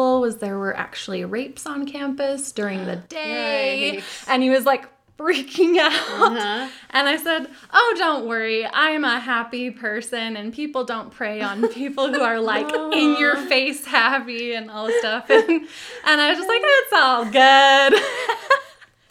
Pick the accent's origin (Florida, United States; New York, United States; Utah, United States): Utah, United States; also born or lived in California / Puerto Rico; The only time I've lived outside of Utah, aside from when I was born. So you said, you know, I was born in California, but I only lived there 1 year. Oh, so okay. I kind of pretend I'm a California girl, but I'm really, you know, Utah